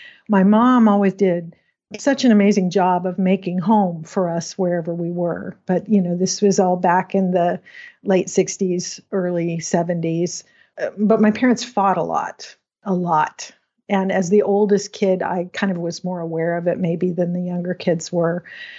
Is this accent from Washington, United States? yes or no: yes; Washington, United States; also born or lived in Pacific Northwest; I grew up in Western Washington, kind of all over the Pacific Northwest.